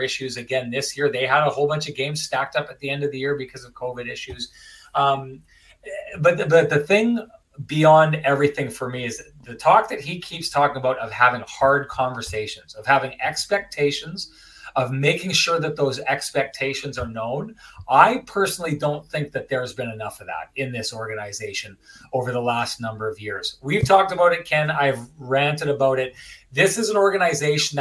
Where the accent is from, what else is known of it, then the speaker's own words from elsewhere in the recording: Lac du Bonnet, Manitoba, Canada; I'm from Lactobani